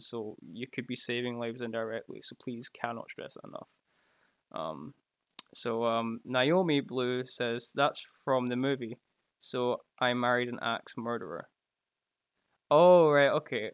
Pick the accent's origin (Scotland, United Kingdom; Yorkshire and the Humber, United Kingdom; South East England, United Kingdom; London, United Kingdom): Scotland, United Kingdom; I can cheers you from, uh, from Scotland here